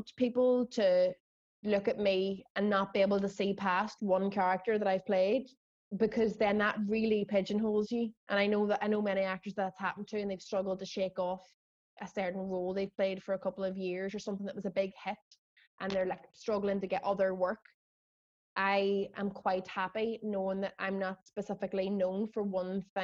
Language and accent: English; Derry, Northern Ireland, United Kingdom; we're from Derry